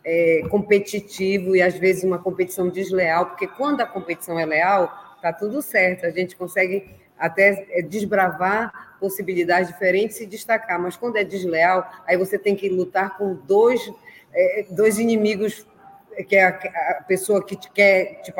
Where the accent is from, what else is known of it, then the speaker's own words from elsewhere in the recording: Belém, Pará, Brazil; porque eu sou aqui do norte, para quem não sabe, eu sou de Belém do Pará e tenho muito orgulho dessa profissão.